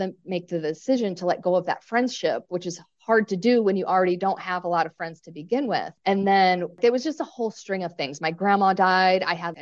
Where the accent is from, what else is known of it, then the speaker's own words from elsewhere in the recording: Chicago, Illinois, United States; moved away as an adult; now in Hawaii, United States; I'm originally from Chicago, so I'm a city person